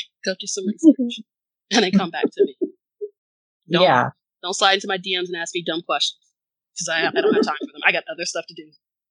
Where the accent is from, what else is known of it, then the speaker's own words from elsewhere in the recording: the South, United States; especially growing up in the South. Never.